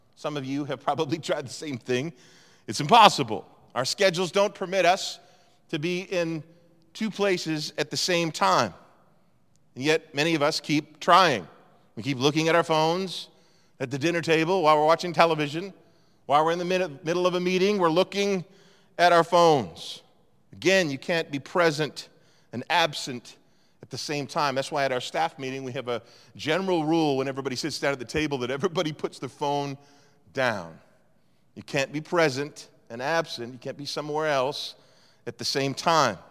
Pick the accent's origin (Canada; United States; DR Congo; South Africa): Canada; East Coast, Atlantic Canada; moved away as an adult; also born or lived in Toronto; I grew up on the East Coast